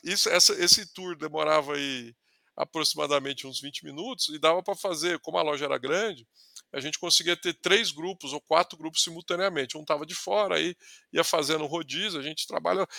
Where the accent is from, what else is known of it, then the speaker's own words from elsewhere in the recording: Ribeirão Preto, São Paulo, Brazil; also born or lived in São Carlos; sou do interior de São Paulo, sou da, da, da, região ali de Ribeirão Preto